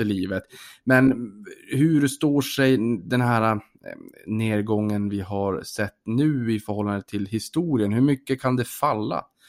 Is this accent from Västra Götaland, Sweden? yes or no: no; Norrbotten County, Sweden; som norrbottning